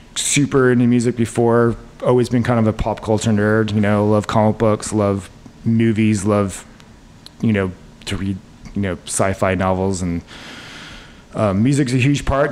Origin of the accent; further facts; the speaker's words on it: Salt Lake City, Utah, United States; moved away as an adult; now in New York City, United States; I grew up in Salt Lake City, Utah. Uh, to two New York City um, parents, and we moved out to Utah in like the early '80s because of my dad's job